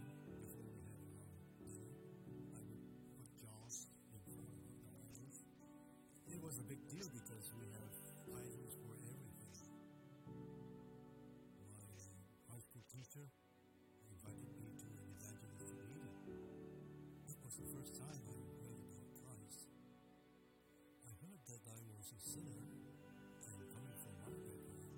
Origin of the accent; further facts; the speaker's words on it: Malaysia; I was born in Malaysia in 1947.